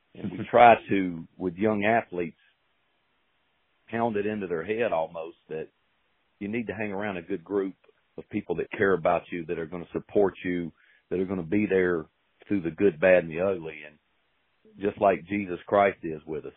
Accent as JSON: {"language": "English", "town": "Hendersonville", "region": "North Carolina", "country": "United States", "tie": "born or raised there", "said": "born and raised in Hendersonville"}